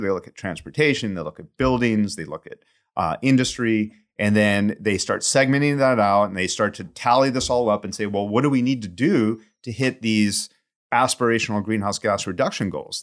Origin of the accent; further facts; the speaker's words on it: St. Louis, Missouri, United States; moved away as an adult; also born or lived in Austin, Texas / Arizona / San Francisco Bay Area; now in San Francisco, United States; I grew up in St. Louis in the Midwest